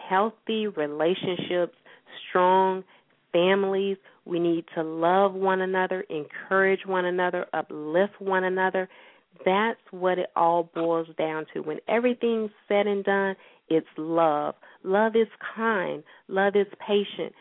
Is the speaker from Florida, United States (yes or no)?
yes; St. Petersburg, Florida, United States; my hometown, St. Petersburg, Florida, I work with the libraries there